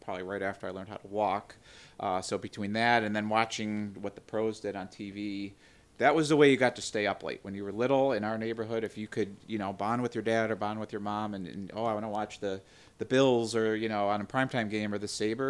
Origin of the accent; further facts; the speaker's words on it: Buffalo, New York, United States; I'm from Buffalo, which is strictly a football and a hockey town